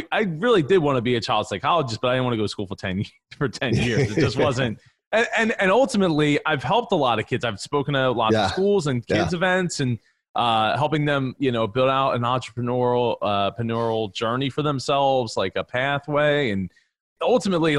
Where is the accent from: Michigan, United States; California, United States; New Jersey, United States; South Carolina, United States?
New Jersey, United States; So I grew up in a family business in the truck parts industry in South Jersey. You said I was from South Philly. My family's from South Philly. I'm from South Jersey